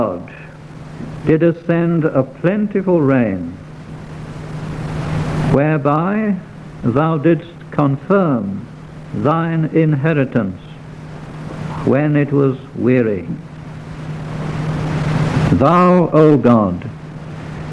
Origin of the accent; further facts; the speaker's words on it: near Warrington, North West England, United Kingdom; I went to school, I may tell you, very close to Warrington